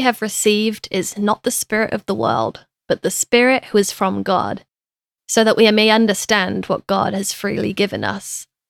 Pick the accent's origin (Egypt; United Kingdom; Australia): United Kingdom; I'm British as well